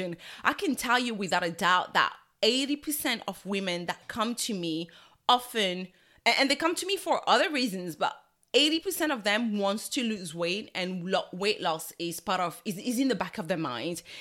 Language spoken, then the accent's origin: English; Togo; I'm from Togo in West Africa